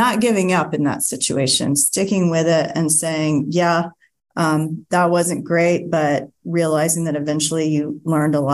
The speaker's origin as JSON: {"language": "English", "town": "Greenville", "region": "South Carolina", "country": "United States", "moved": "as an adult", "said": "I'm originally from Greenville, and I moved back"}